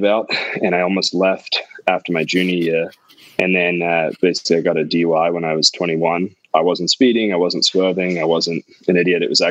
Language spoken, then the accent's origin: English; California, United States; also born or lived in England; now in Santa Monica, United States; I grew up in California and in England.